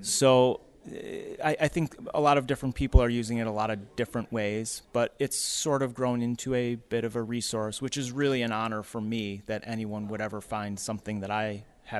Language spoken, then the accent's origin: English; Rochester, New York, United States; I've been born and raised in Rochester. I love New York. We vacation in the Adirondacks, Lake George, you know, as a kid growing up in all these places.